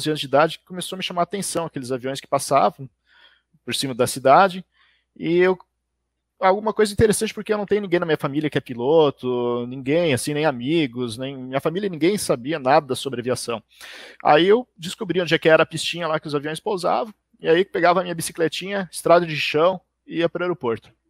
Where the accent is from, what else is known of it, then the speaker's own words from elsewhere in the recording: Panambi, Rio Grande do Sul, Brazil; natural de uma cidade pequena do interior do Rio Grande do Sul, é Panambi, a minha cidade. Então, nasci em Panambi